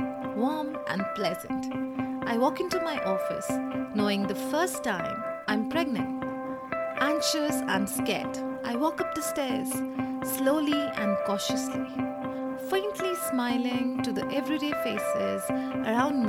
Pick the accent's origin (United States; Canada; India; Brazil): India; I come from India